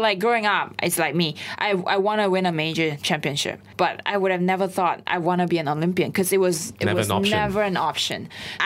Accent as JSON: {"language": "English", "country": "Malaysia", "tie": "born or raised there", "also_born_or_lived": "United States", "moved": "yes", "said": "growing up in Malaysia"}